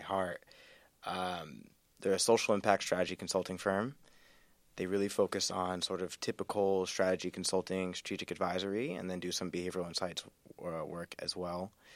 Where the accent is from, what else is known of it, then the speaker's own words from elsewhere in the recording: North Carolina, United States; moved away as an adult; also born or lived in Wisconsin / Washington, D.C. / Vermont / Seattle; grew up in North Carolina